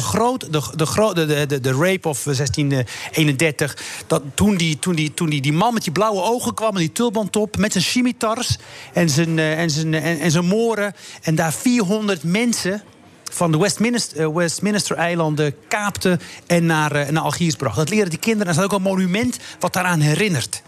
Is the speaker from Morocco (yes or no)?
yes; Morocco; now in Netherlands; Ik heb een paar jaar geleden in Marokko op die kust gestaan bij mijn geboortedorp.